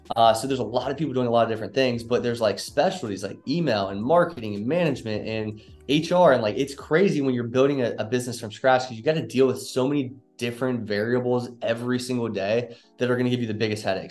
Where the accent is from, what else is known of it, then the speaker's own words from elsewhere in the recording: Northern Kentucky, United States; moved away as an adult; also born or lived in Cincinnati, Ohio; now in Dallas, United States; I'm actually from Cincinnati, Ohio, Northern Kentucky to be specific